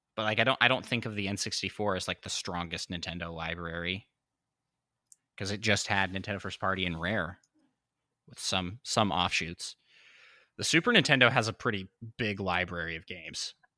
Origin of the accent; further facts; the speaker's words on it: Washington, United States; moved away; also born or lived in Saint Louis; we grew up in Washington State, which is pretty close to Canada